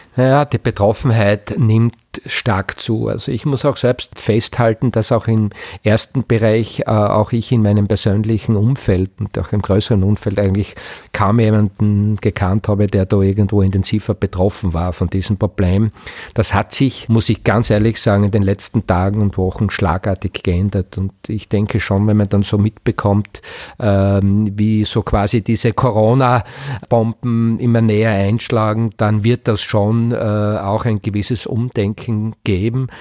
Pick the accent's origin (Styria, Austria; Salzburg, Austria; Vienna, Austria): Styria, Austria; Knittelfeld; ich bin fast geboren in Knittelfeld, also kurz äh, Vorort von Knittelfeld, lebe mein ganzes Leben mit Unterbrechung Unterbrechungen, Schulausbildung, auch beruflich, mehr oder weniger in Knittelfeld